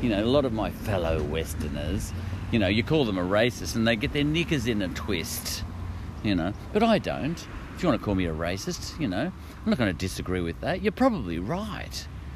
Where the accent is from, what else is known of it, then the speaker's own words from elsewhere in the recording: Australia; I'm an Aussie.